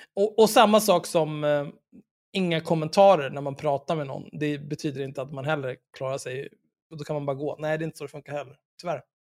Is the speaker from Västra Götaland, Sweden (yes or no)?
no; Stockholm, Stockholm County, Sweden; jag är född och uppvuxen i Stockholm